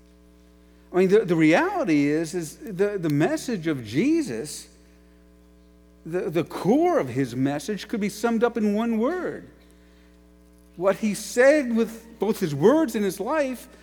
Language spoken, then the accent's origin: English; New York City, New York, United States; moved away as an adult; also born or lived in Ashland, Ohio; I was from New York City